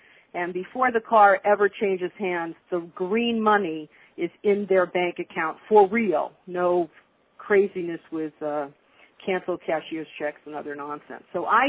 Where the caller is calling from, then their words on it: Las Vegas, Nevada, United States; I'm calling you from Las Vegas, Nevada, and that's why it's still morning here and afternoon where you are, but it's a beautiful day in Las Vegas